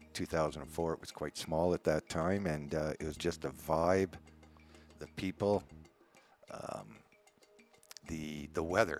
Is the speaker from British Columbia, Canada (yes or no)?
no; Hamilton, Ontario, Canada; moved away as an adult; also born or lived in Nova Scotia / Calgary, Alberta; now in Playa del Carmen, Mexico; I was born and I guess raised in Hamilton, Ontario, which is about 40 miles outside of Toronto. Okay. And I left there in 1979.